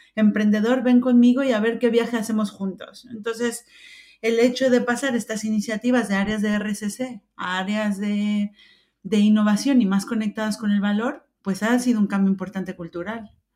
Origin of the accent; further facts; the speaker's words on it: Mexico; moved away as an adult; now in Spain; yo nací en México hace algunos años, no demasiados, algunos, eh, pero llevo 22 años viviendo en España.